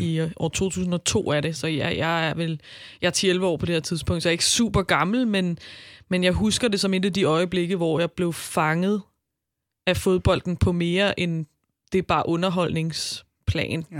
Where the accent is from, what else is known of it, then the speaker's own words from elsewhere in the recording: Albertslund, Capital Region of Denmark, Denmark; jeg kommer fra Albertslund